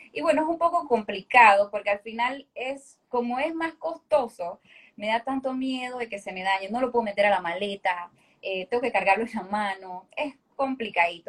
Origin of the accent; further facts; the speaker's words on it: Panama City, Panama; soy hija de padres santeños, eh, soy capitalina